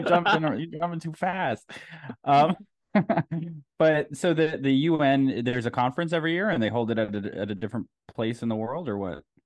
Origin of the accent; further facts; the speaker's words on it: United States; I'm American